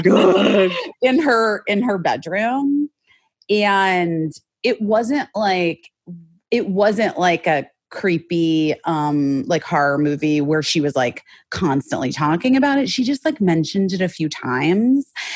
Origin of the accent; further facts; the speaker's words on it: Arizona, United States; moved away as an adult; now in Los Angeles, United States; I grew up in Arizona and then I moved here when I was 18 for college